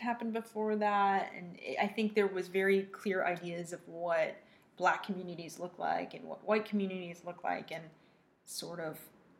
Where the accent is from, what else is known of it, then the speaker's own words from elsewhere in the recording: Northville, Michigan, United States; I grew up in Michigan, and when I was in middle school, it was predominantly Northville, Michigan. It was predominantly white.